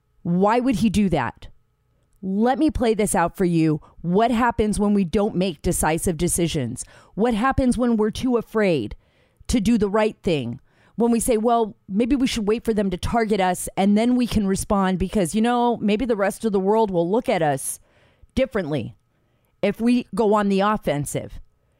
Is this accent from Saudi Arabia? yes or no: yes; Saudi Arabia; Because I grew up in Saudi Arabia. You know, my father worked over there. He was an American working overseas.